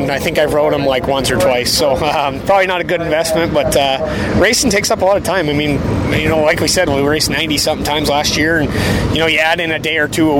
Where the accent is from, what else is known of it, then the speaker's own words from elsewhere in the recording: Ontario, Canada; also born or lived in Ridgeway, Ontario; I actually still live in Canada. So I live like on the Canadian side of Buffalo, which is Fort Erie, Ontario, or, you know, the town that I live in is actually Ridgeway.